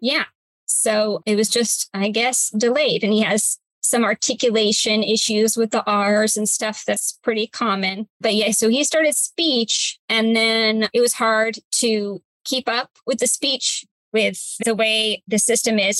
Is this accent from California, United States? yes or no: yes; Cypress, California, United States; I am a native of my hometown, Cypress, California, still live here.